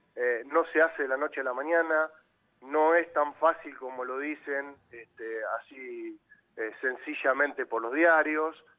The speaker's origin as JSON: {"language": "Spanish", "town": "San Isidro", "region": "Buenos Aires Province", "country": "Argentina", "said": "yo soy de San Isidro"}